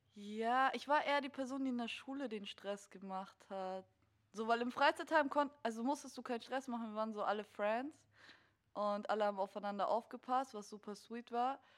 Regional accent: Munich, Bavaria, Germany; also ich bin in München aus, aufgewachsen

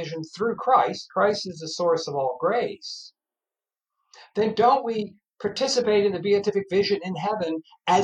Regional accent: Norfolk, Virginia, United States; moved away; I'm originally from Norfolk, Virginia

